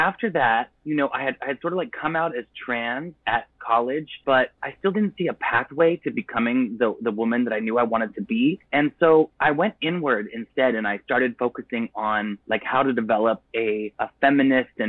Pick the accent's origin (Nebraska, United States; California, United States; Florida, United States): California, United States; Laguna Beach; moved away; I grew up in Orange County, California, in the 90s